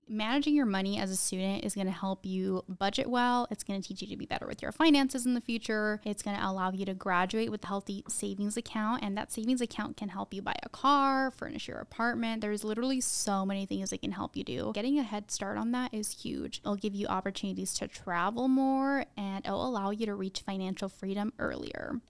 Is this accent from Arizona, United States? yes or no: yes; Tucson, Arizona, United States; we grew up in Tucson